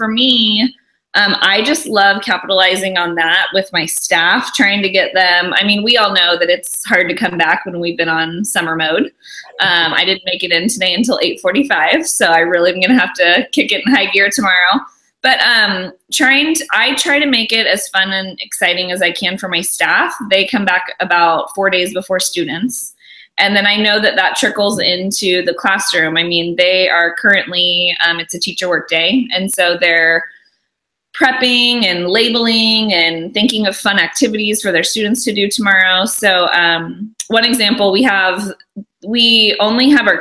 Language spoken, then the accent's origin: English; California, United States; also born or lived in Alabama; And I'm from California. I lived in Alabama for a while